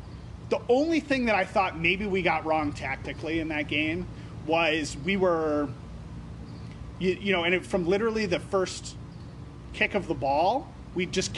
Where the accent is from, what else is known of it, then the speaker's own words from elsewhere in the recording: Nebraska, United States; moved away as an adult; I was from Nebraska.